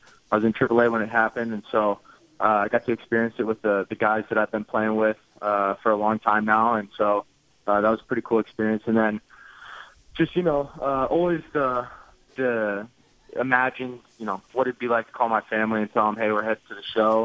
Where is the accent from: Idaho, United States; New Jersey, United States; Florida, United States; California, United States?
California, United States; I grew up in California.